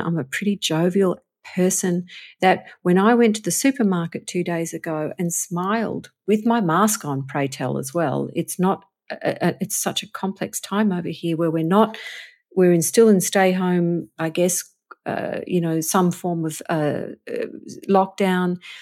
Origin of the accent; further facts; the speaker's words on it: Australia; moved away as an adult; now in Los Angeles, United States; I'm an Australian like you and I'm, but I'm living here in America.